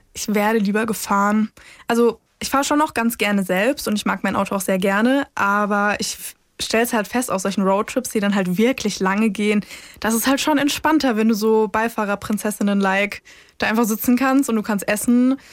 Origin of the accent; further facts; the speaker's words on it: near Baden-Baden, Baden-Württemberg, Germany; ich komme ursprünglich aus der Nähe von Baden-Baden